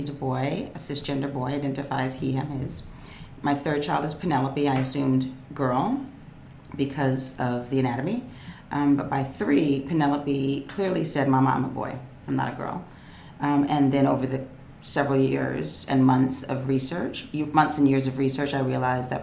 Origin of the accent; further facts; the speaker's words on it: New York, United States; I grew up in New York. I'm like a native New Yorker